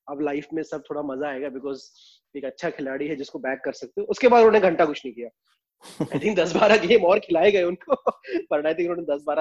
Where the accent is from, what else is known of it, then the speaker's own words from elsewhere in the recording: Jabalpur, Madhya Pradesh, India; वो मुझे इसलिए पसंद है क्योंकि वो भी मेरे शहर जबलपुर से था